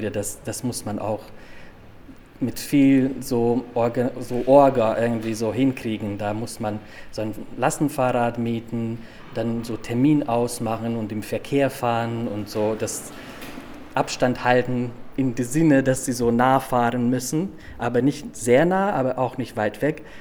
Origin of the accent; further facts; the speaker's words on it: Hungary; now in Munich, Germany; Äh, ich stamme aus Ungarn, ich fahre gerne zum Plattensee, äh, Budapest und ähm, es ist sehr schön hier.